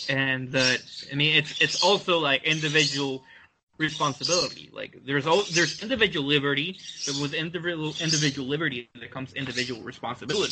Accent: United States; as a Mexican American

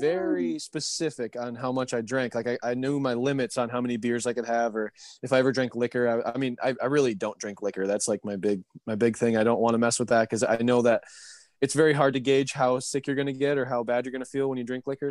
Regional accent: Michigan, United States; I'm from Michigan

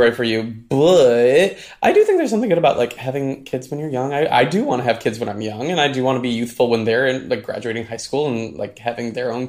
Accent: Midwest, United States; I grew up in the Midwest

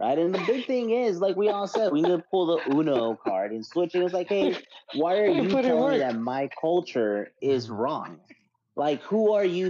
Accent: Reynosa, Tamaulipas, Mexico; moved away; I'm from Reynosa.

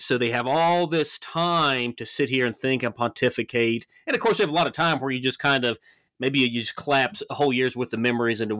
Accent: the South, United States; you know me being a Southerner and, and studying Southern history

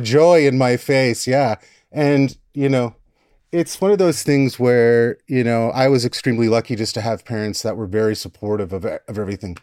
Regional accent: Wisconsin, United States; accent: Wisconsin; moved away as an adult; now in Seattle, United States; I'm from Wisconsin. Grew up in the Midwest

